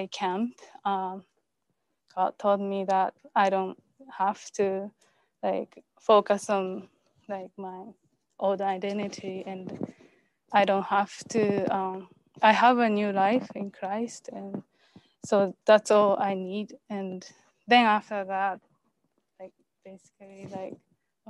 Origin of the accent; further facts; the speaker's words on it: Japan; I'm from Japan.